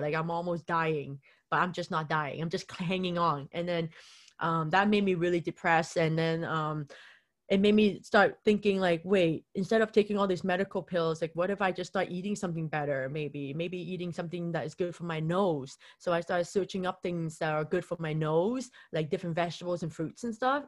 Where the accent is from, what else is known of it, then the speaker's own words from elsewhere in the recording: Vancouver, British Columbia, Canada; I'm here in, from Vancouver